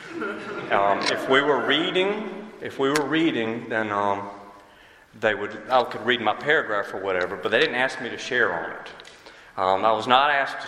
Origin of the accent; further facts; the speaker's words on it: Wilson, North Carolina, United States; I was born and raised in Wilson, North Carolina.